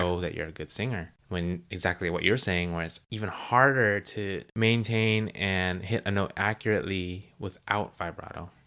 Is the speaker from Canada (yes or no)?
no; United States; we're American